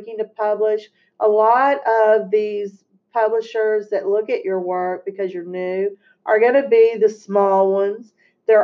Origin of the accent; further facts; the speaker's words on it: Texas, United States; I'm from Texas, as you can tell with my accent.